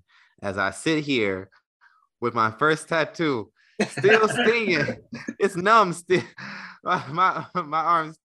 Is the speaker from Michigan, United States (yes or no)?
yes; Detroit, Michigan, United States; I am from Detroit, Michigan